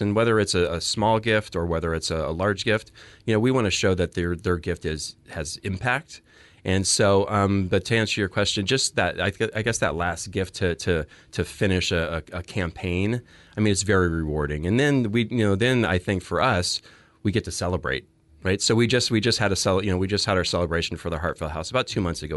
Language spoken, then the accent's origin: English; Phoenix, Arizona, United States; moved away as an adult; also born or lived in New Jersey; now in Oregon, United States; I was born and raised in Phoenix